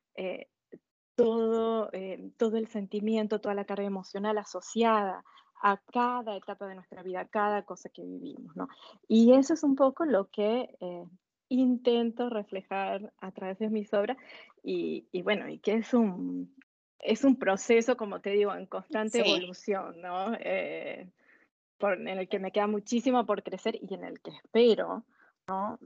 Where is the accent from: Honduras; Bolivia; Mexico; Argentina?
Argentina; moved away as an adult; also born or lived in Lausanne, Switzerland; now in Basel, Switzerland; nosotros salimos con mi esposo de Argentina hace más de 20 años